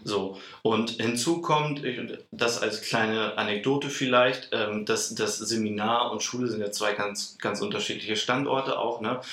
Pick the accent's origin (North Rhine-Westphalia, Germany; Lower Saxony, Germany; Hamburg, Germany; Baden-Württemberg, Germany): Lower Saxony, Germany; Celle; Ich bin auch gebürtiger Zeller, also eigentlich gar nicht so weit weg von Hannover